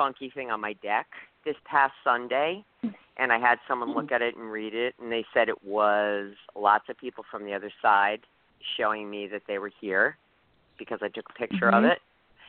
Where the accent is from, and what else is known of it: Connecticut, United States